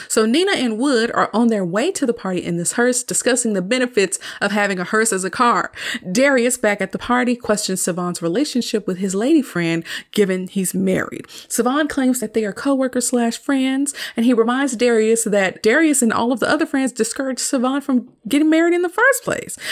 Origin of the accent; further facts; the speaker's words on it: the South, United States; I'm from the South